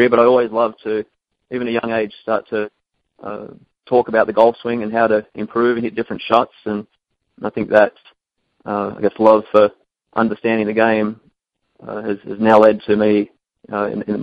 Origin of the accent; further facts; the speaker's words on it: Australia; now in Chicago, United States; growing up in Australia